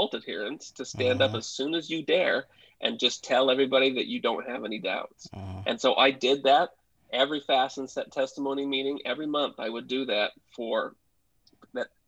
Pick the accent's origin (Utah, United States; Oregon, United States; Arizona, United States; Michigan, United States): Utah, United States; Smithfield; now in Houston, United States; I grew up in Smithfield